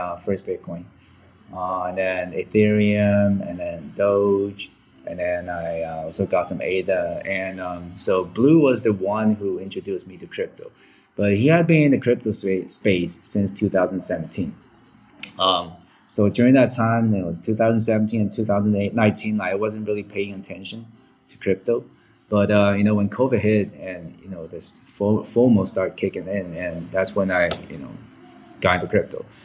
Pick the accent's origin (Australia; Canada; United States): Canada; Vancouver, British Columbia; also born or lived in Taiwan; I grew up in Vancouver, Canada